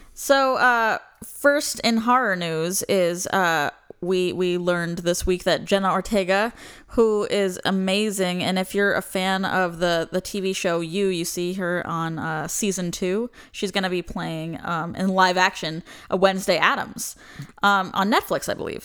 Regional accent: Florida, United States; I'm from Florida

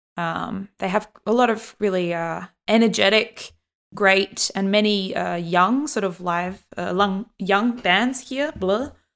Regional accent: Australia; growing up in Australia

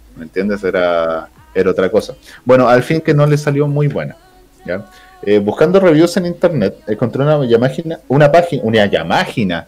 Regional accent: Chile; somos chilenos

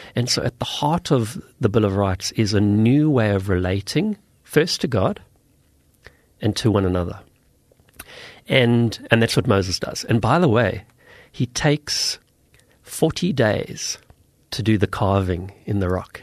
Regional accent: South Africa; I come from South Africa

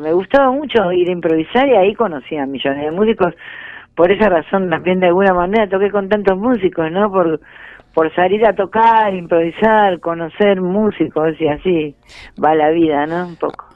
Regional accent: Ramos Mejía, Buenos Aires Province, Argentina; also born or lived in Floresta, Buenos Aires; me siento de Ramos no porque no me sienta de Floresta, sino porque hice los dos colegios, porque mis amigos, por, el barrio, porque me crié ahí, crecí ahí.

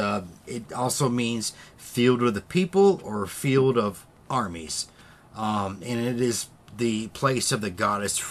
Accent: United States; I grew up with caves in Kansas and Missouri.

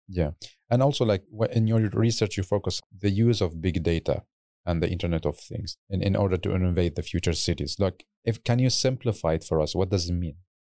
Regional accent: Baghdad, Baghdad Governorate, Iraq; moved away; in my home country, in hometown in Baghdad

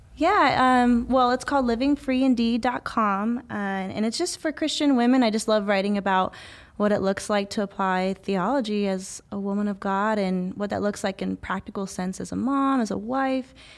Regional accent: Visalia, California, United States; also born or lived in Ithaca, New York; now in Los Angeles, United States; I was born here in California, only a few hours north of L A in Visalia, California

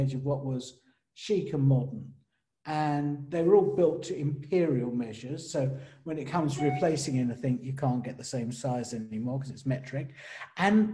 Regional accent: London, United Kingdom; I didn't come from a village. I came from East London

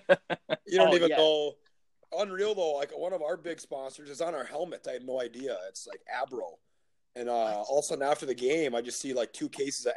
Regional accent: Minnesota, United States; born or raised there; moved away as an adult; now in Stockholm, Sweden

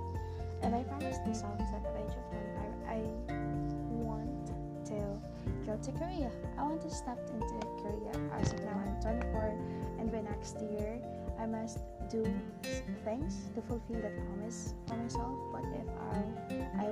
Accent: Masbate City, Bicol Region, Philippines; I'm from Masbate City.

